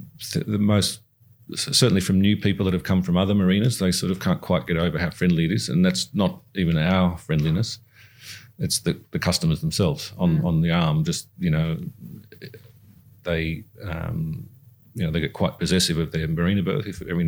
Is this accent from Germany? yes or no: no; Singapore; it's the part of the growing up in Singapore, learn the Chinese culture